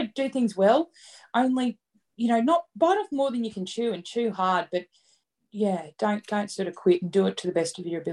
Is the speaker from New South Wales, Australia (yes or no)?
no; Dirranbandi, Queensland, Australia; I grew up at Dirranbandi